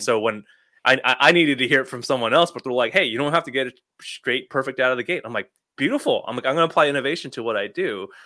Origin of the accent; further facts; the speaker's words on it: Toronto, Ontario, Canada; moved away as an adult; also born or lived in Illinois, United States; I grew up in the Toronto area, went to school here, worked here